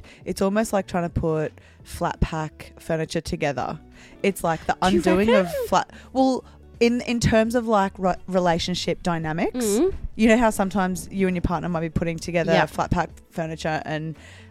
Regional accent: North Queensland, Australia; I'm from North Queensland. You can't live in North Queensland without air conditioning.

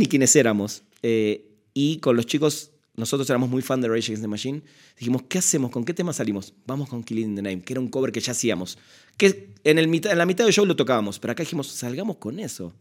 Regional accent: Buenos Aires, Argentina; en Buenos Aires, de donde soy

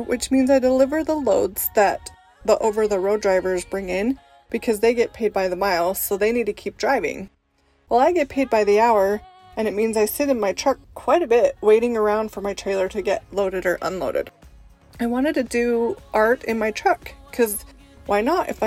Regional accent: Utah, United States; also born or lived in Italy / Russia; I was born and raised in Utah and mostly lived here my whole life, except for some time in Italy and Russia.

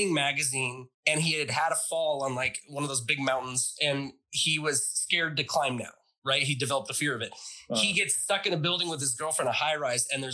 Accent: Huntington Beach, California, United States; I grew up in Huntington Beach

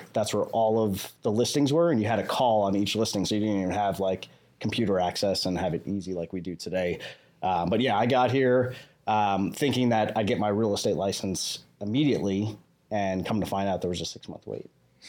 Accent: Huntington, New York, United States; moved away as an adult; now in Las Vegas, United States; I grew up in New York, so I guess I have that natural, like, New York hustle. Grew up in New York, spent my whole life there. I actually started real estate there, which most people don't know. So I started at 19 in New York on Long Island, New York

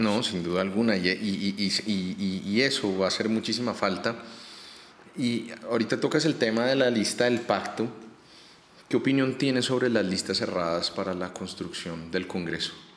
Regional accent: Bogotá, Colombia; Nosotros nosotros como rolos

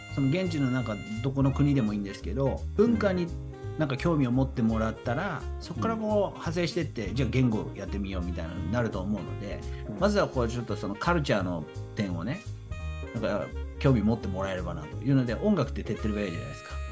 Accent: Chino, Nagano, Japan; 私と地元長野県茅野市で七年に一度だけ行われる、オンバシラ祭

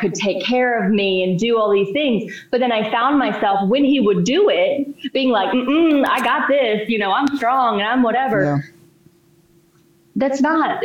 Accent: East Texas, United States; moved away; also born or lived in Florida; I'm from the South. I grew up in East Texas. Small town

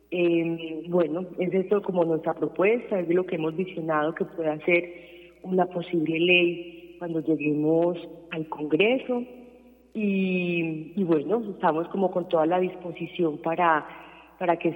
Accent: Colombia; nosotras eh, también nos soñamos, como muchos colombianos y colombianas, un futuro en paz.

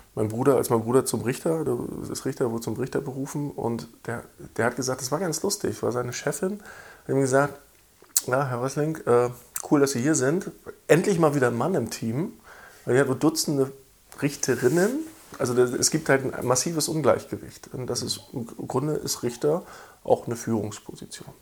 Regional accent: East Germany, Germany; weil ich bin als gebürtiger Ostdeutscher

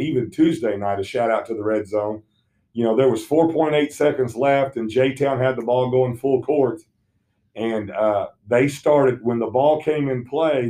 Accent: Southern Indiana, United States; moved away; I grew up in Southern Indiana

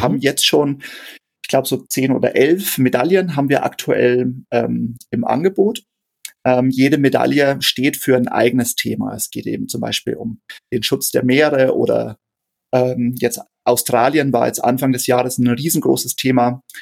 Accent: Straubing, Bavaria, Germany; gebürtiger Niederbayer, ähm, ich äh, lebe und arbeite in Straubing in Niederbayern. Ähm, da bin ich auch geboren

